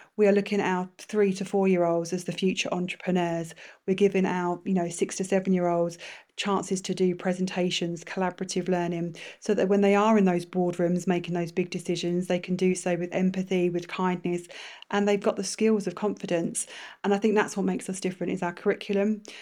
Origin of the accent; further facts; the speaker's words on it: London, United Kingdom; moved away as an adult; now in Bahrain; in a very multicultural part of London